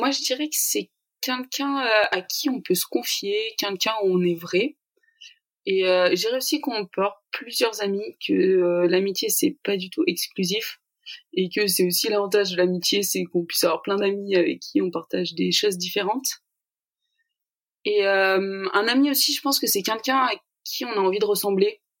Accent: Ardèche, Auvergne-Rhône-Alpes, France; moved away as an adult; now in Lyon, France; je suis étudiante en troisième année en orthophonie à Lyon. Euh, j'ai 21 ans, je viens d'Ardèche

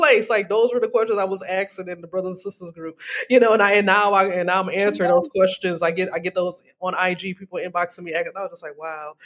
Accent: Detroit, Michigan, United States; moved away as an adult; also born or lived in Chicago / South Korea; now in Oman; I'm a Michigander from the D.

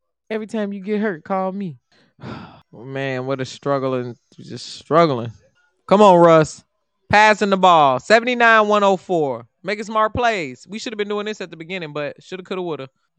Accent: Indiana, United States; first of all, I'm from Indiana.

